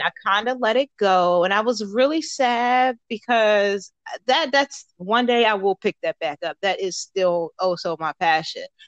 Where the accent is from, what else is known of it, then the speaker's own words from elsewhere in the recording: Baltimore, Maryland, United States; moved away as an adult; now in Fort Knox, United States; I am originally from Baltimore, Maryland.